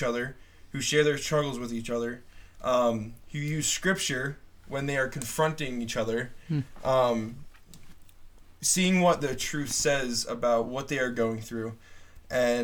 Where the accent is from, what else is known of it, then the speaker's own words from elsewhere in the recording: northern New Jersey, United States; I am from Jersey, very northern part of Jersey, not like the city folk or anything like that. I'm from the country part.